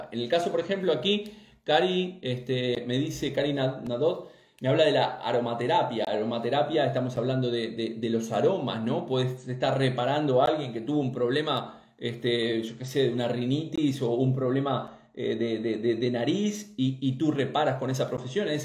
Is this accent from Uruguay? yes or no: yes; Uruguay; Yo también soy uruguaya.